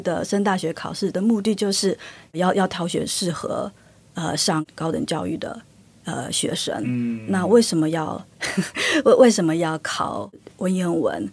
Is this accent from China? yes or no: no; Taiwan; now in Sweden; 那台湾的方面，我是觉得可能就是因为历史的因缘，各，各种因素，所以我们的母语有一个很大的断层